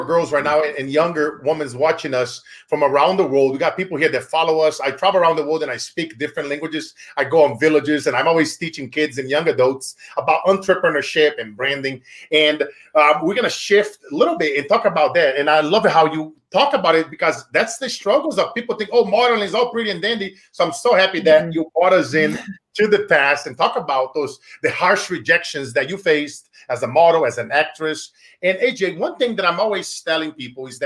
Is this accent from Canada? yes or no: no; Brazil; now in Silicon Valley, United States; me being from Brazil and now I'm an American. I've been here for the last 20 years living in Silicon Valley.